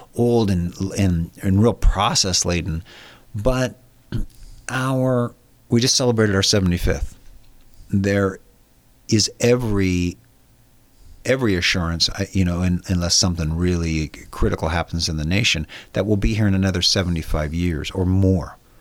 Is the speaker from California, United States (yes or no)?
yes; San Diego, California, United States; I was born and raised in San Diego